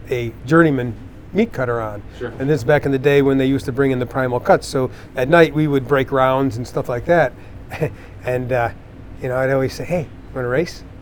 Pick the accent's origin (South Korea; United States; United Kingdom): United States; Dundee, New York; born or raised there